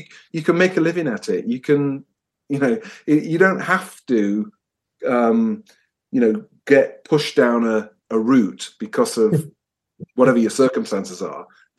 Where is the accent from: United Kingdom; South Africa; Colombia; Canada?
United Kingdom; Nottingham, East Midlands; I'm from Nottingham originally, but we've pinballed all over the place, but we were always destined to finish up here.